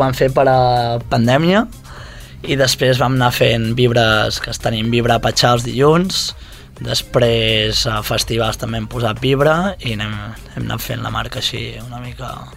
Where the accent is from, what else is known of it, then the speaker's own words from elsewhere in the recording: Girona, Catalonia, Spain; also born or lived in Costa Brava; now in Barcelona, Spain; jo sóc gironí, de Girona, uh -huh. però visc a la Costa Brava i i a Barcelona també